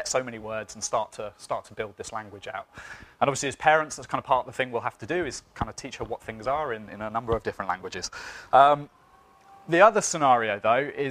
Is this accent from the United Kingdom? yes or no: yes; United Kingdom; I'm British